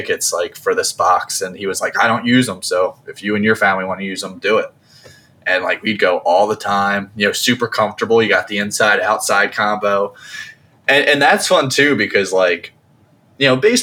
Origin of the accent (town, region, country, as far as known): New Jersey, United States; born or raised there